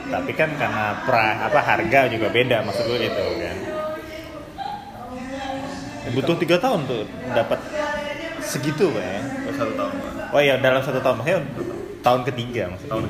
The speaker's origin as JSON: {"language": "Indonesian", "region": "North Sumatra", "country": "Indonesia", "said": "kopi bahkan daerah gua dulu pak yang di Sumatera Utara itu juga lagi tren pak zaman dulu ya kan?"}